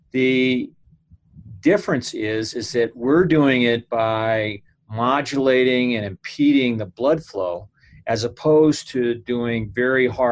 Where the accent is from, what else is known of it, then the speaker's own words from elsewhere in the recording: United States; being an American